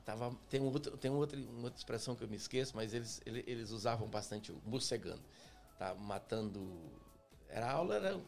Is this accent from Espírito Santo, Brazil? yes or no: yes; Afonso Cláudio, Espírito Santo, Brazil; moved away as an adult; also born or lived in São Gabriel da Palha / Belo Horizonte / São Paulo; cresci no interior, no, no chamado Córrego do Ribeirão